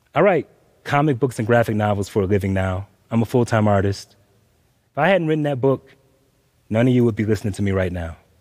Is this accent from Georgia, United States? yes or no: yes; Atlanta, Georgia, United States; I grew up in Atlanta, Georgia.